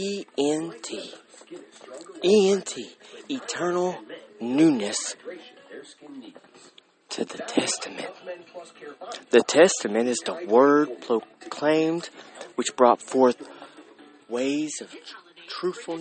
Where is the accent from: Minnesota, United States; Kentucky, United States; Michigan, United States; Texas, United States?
Kentucky, United States; Russell Springs; I was raised in Russell Springs, Kentucky